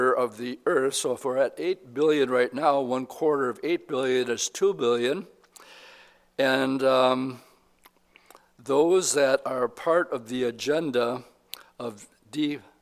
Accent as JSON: {"language": "English", "country": "United States", "said": "We are American Christians"}